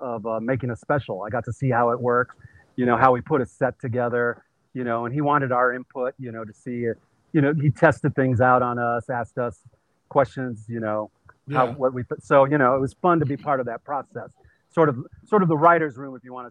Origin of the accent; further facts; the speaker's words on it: San Jose, California, United States; I worked with him in San Jose. And because that's where I grew up in the Bay Area